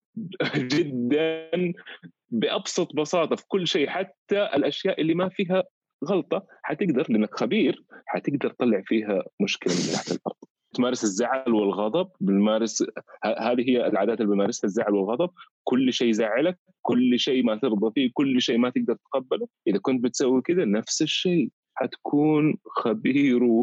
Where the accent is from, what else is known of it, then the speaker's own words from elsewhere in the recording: Saudi Arabia; احنا كاولاد بلد هنا